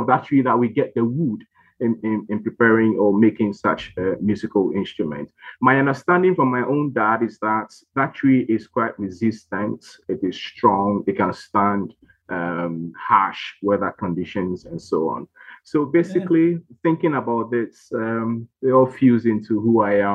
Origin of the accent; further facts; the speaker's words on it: Ghana; I'm Ghanaian by birth